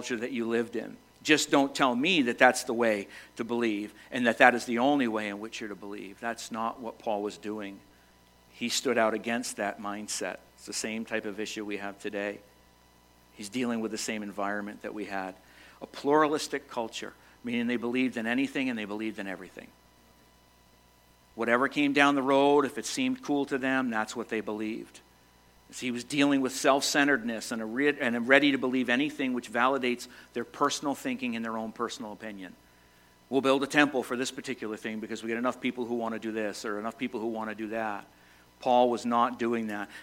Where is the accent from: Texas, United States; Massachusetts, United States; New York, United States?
Massachusetts, United States; moved away as an adult; now in Vermont, United States; Born and raised in Massachusetts, spent the last 32 years of my life in Vermont